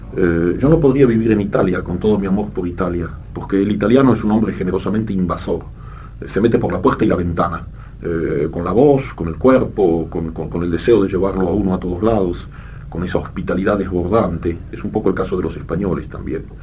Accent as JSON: {"language": "Spanish", "country": "Argentina", "tie": "born or raised there", "also_born_or_lived": "Brussels, Belgium", "accent": "French accent", "first_language": "French"}